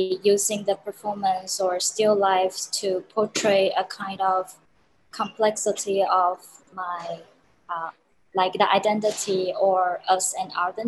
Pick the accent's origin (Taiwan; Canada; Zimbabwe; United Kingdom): Taiwan; now in New York, United States; I'm originally from Taiwan, and now I'm based in New York.